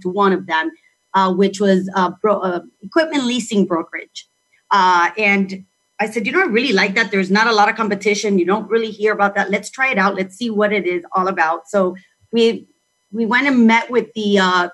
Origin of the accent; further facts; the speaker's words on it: Miami, Florida, United States; I was born in Miami. My parents are Cuban, but I was born and raised in Miami.